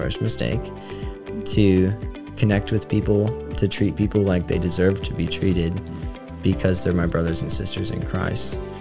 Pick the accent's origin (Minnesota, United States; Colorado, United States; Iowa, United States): Iowa, United States; Arthur; moved away; I'm from Iowa, small town, Iowa, only about 250 people